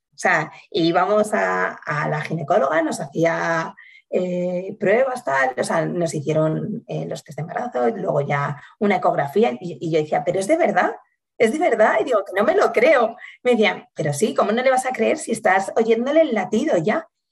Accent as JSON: {"language": "Spanish", "town": "Salamanca", "region": "Castile and León", "country": "Spain", "moved": "as an adult", "lives_now": "Madrid, Spain", "said": "yo soy de Salamanca, pero llevo viviendo en Madrid eh, como 13 años"}